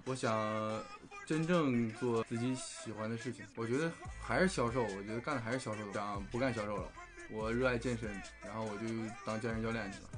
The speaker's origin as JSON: {"language": "Chinese", "region": "Jilin", "country": "China", "moved": "as an adult", "lives_now": "Shanghai, China", "said": "我来自东北吉林，吉林省，吉林市啊唯一一个省市出名的地方"}